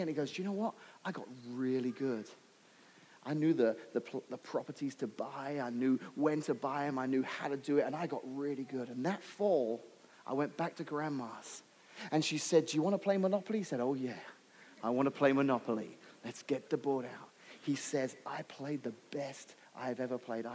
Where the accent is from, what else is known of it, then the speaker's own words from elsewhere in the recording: England, United Kingdom; now in United States; growing up in England